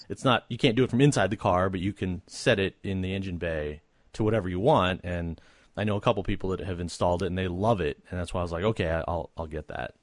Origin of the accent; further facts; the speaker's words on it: United States; being American